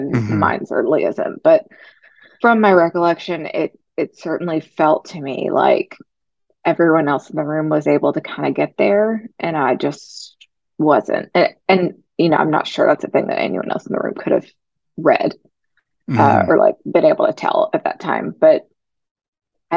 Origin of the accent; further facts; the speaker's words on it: rural West Tennessee, United States; I grew up in a small town in rural West Tennessee here in the Bible Belt